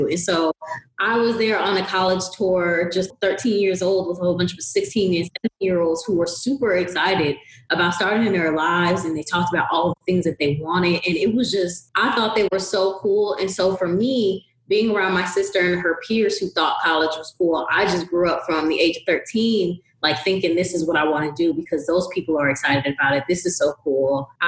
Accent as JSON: {"language": "English", "town": "New Haven", "region": "Connecticut", "country": "United States", "tie": "born or raised there", "said": "but I didn't necessarily want to stay where I was currently in my hometown in New Haven."}